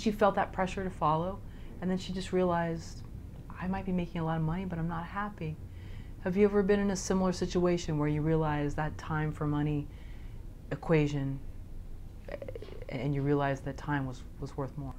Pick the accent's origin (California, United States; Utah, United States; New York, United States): California, United States; Palo Alto; I grew up in Palo Alto